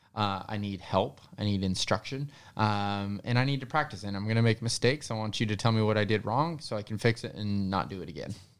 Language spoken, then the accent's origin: English; Denver, Colorado, United States; I was born in Denver, so I was a city kid, actually.